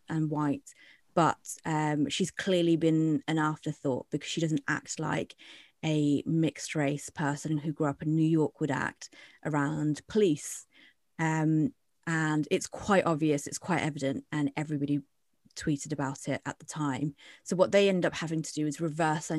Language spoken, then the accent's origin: English; Winchester, South East England, United Kingdom; also born or lived in London; me being a Bangladeshi person from London, but grew up in Winchester